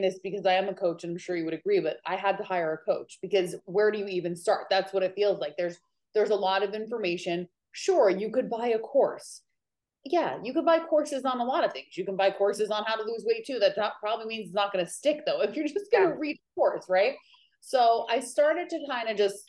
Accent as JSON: {"language": "English", "region": "New York", "country": "United States", "also_born_or_lived": "California", "moved": "as an adult", "lives_now": "Maui, United States", "said": "I am originally from New York, and now I live in Maui, Hawaii"}